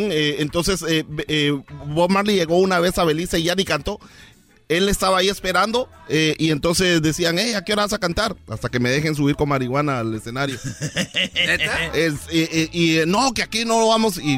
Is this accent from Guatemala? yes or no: yes; Bananera, Izabal, Guatemala; soy de Bananera.